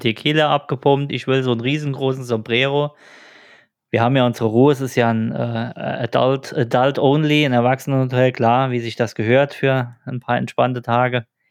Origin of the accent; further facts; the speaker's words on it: Germany; bei uns in Deutschland